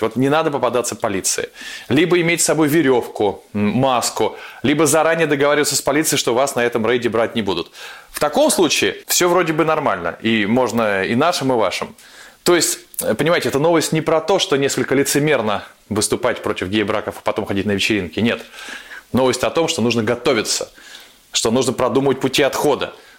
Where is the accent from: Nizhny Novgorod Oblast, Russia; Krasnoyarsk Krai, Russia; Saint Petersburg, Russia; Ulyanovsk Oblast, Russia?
Saint Petersburg, Russia; мой родной город Петербург